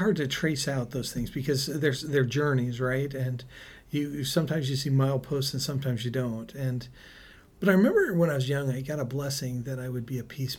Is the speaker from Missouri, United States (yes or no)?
no; San Francisco, California, United States; born there; Sure. Well, I was actually born in San Francisco. My dad was attending podiatry school.